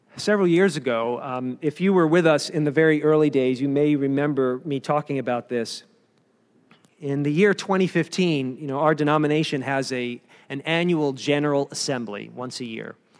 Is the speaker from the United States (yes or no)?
yes; Maryland, United States; Maryland is kinda not really claimed by the North or the South. Um, I grew up in the North